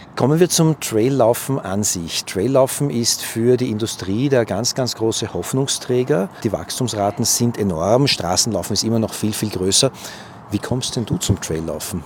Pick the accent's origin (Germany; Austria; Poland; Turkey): Austria; Vienna; ich als Wiener weiß, wir Wiener tanzen immer Walzer